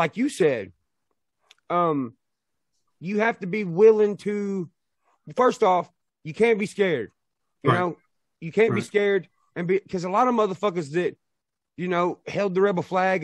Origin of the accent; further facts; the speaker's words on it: the South, United States; We're both from the South